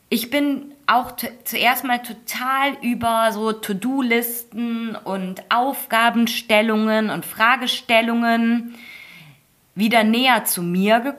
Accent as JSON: {"language": "German", "country": "Germany", "said": "Und klar, für mich als Deutsche zuerst mal gut zu verstehen mit dem gesunden Menschenverstand."}